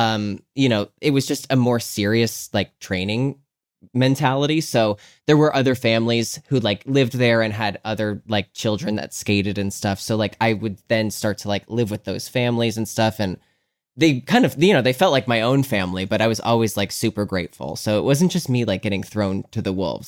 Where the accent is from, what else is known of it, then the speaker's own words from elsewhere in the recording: Scranton, Pennsylvania, United States; moved away; also born or lived in Philadelphia; I'm from Scranton, Pennsylvania